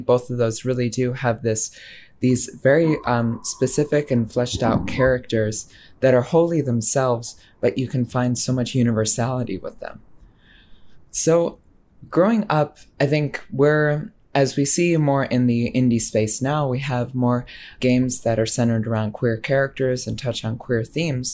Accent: United States; as an American who played it

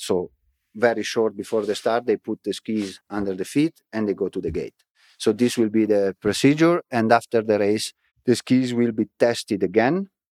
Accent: Frassinoro, Emilia-Romagna, Italy; English is a second language; moved away; my hometown, Frasinoro

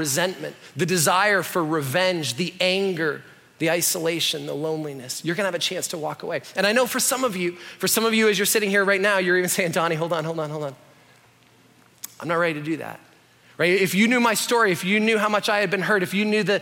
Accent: Canada; I'm Canadian

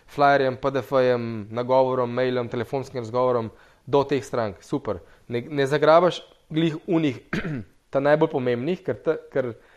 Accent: Slovenia

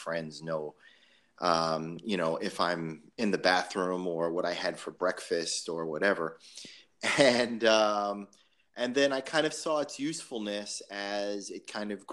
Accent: just outside of Davie, Florida, United States; I grew up just outside of Davie

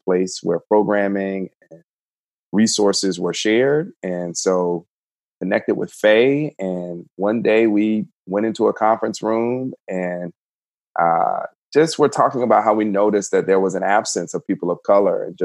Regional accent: Georgia, United States; moved away as an adult; now in Winston-Salem, United States; born and raised in Georgia

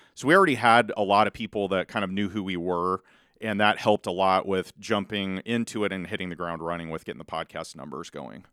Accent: Malvern, Iowa, United States; also born or lived in Council Bluffs, Iowa; now in Carter Lake, United States; I'm from Southwest Iowa originally, Malvern, Iowa

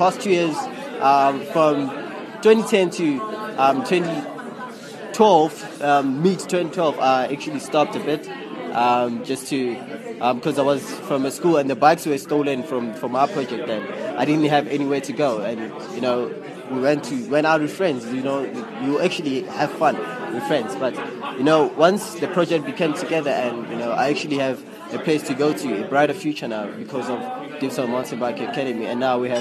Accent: Diepsloot, Gauteng, South Africa; I'm from Deptford

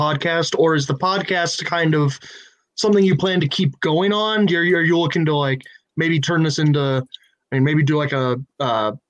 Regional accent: Northwest Ohio, United States; I grew up in Ohio, Northwest Ohio

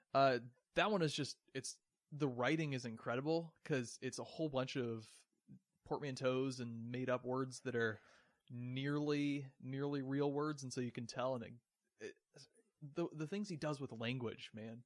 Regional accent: West Coast, United States; moved away; I grew up on the West Coast, so I'm just used to it being completely different.

